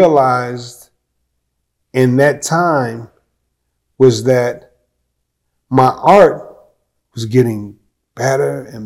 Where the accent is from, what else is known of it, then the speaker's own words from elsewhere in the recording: Chicago, Illinois, United States; now in Peoria, United States; I grew up in Chicago on the West Side